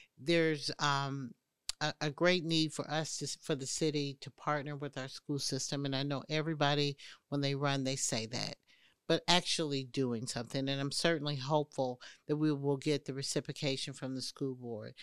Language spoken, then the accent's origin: English; Indianapolis, Indiana, United States; moved away as an adult; now in Atlanta, United States; I grew up in Indianapolis, Indiana.